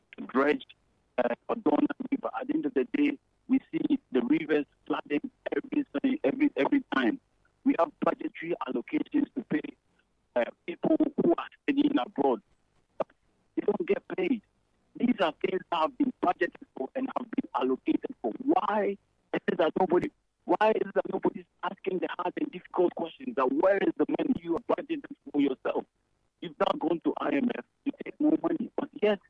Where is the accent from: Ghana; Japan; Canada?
Ghana; now in United Kingdom; as Ghanaian citizens